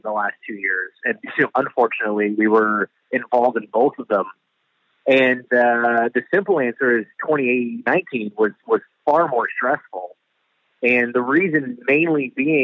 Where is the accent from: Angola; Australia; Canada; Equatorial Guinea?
Canada; I'm Canadian